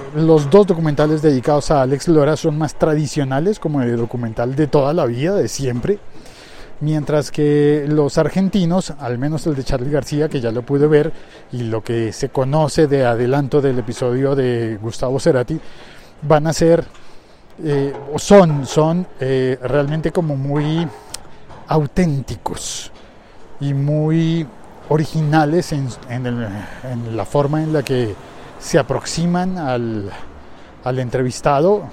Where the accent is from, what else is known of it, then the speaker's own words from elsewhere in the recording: Colombia; como colombiano